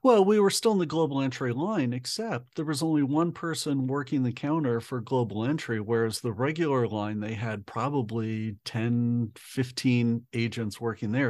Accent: United States; being an American

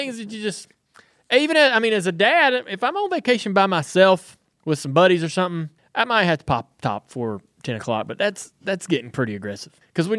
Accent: North Carolina, United States; I'm from North Carolina.

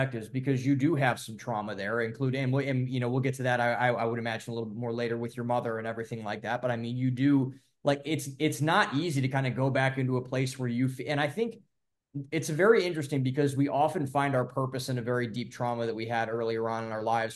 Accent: Ohio, United States; also born or lived in Boston; I'm from Ohio, I'm from the Midwest, so I'm kind of used to like green spaces

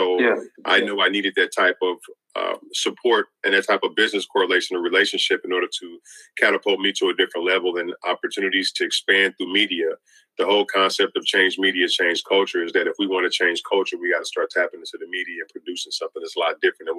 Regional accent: Louisiana, United States; now in Tacoma, United States; I'm originally from Louisiana. I've been in the city of Tacoma, which is Washington State in America. I've been here since 1995.

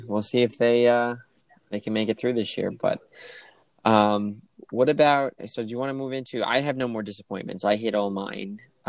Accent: New York, United States; being a New Yorker

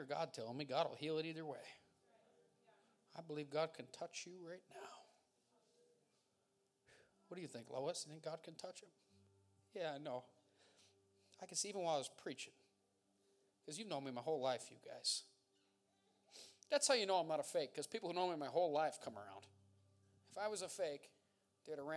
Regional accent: Montdale, Pennsylvania, United States; I'm from Montdale. I'm not that foreign.

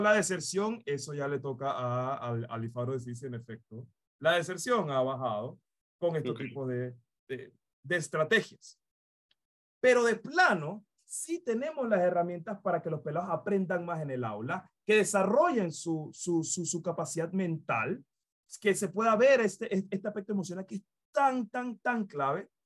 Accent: Panama; como panameños y panameñas

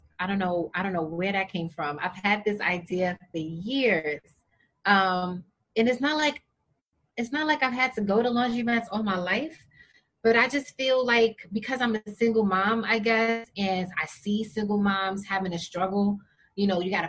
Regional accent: Jamaica; I'm Jamaican. You want to tell me stop eating rice and peas?

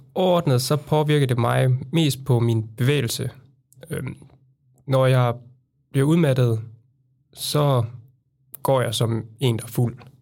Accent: Randers, Central Denmark Region, Denmark; born or raised there; moved away as an adult; now in Copenhagen, Denmark

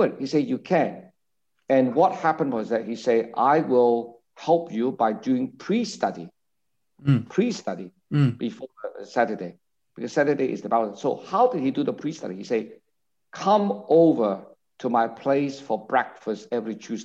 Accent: Hong Kong; now in Singapore; I grew up in Hong Kong. I was born in Hong Kong

